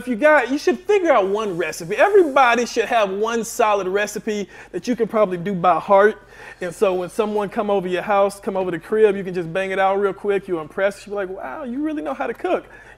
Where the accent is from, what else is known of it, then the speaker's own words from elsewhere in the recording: Marietta, Georgia, United States; I'm from Marietta.